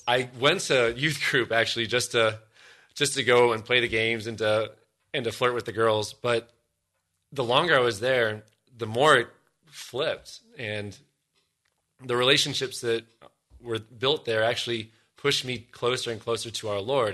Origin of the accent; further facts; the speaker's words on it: Columbus, Ohio, United States; also born or lived in Denver, Colorado; when we moved from Denver, where I was born, out here to Columbus, Ohio, God's promised land